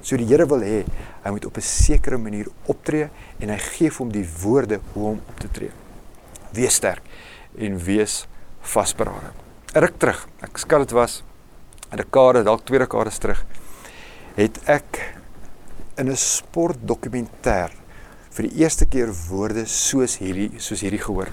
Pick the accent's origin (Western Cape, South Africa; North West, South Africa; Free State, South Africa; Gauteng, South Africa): Gauteng, South Africa; Roodepoort; also born or lived in Rustenburg; Ek het skole geskuif. Ons het van Rustenburg af Roodepoort toe getrek